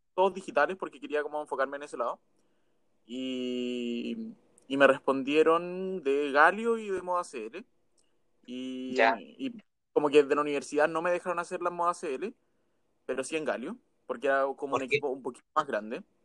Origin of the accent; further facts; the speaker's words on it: Pomaire, Santiago Metropolitan Region, Chile; Soy de Pomaire y Santiago. Ahora más de Pomaire, en verdad, porque ya hace cuatro años vivía en Santiago, pero me devolví por coronavirus.